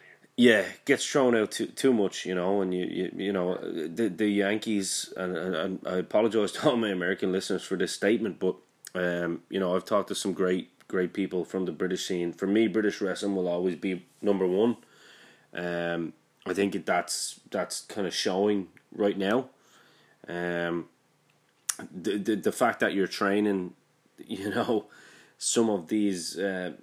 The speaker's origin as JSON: {"language": "English", "town": "Bray", "region": "Leinster", "country": "Ireland", "said": "I'm from Bray."}